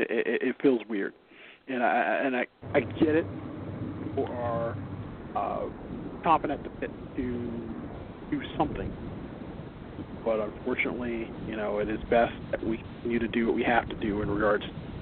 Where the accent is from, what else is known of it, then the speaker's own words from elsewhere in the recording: Chicago, Illinois, United States; as a Chicagoan